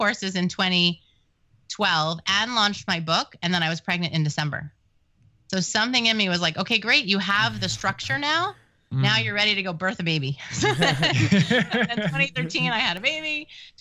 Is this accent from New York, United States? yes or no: yes; New York, United States; I'm Jewish and from New York